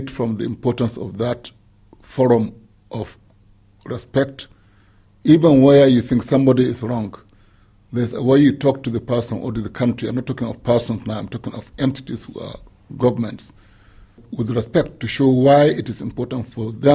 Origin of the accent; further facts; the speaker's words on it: Nigeria; a Nigerian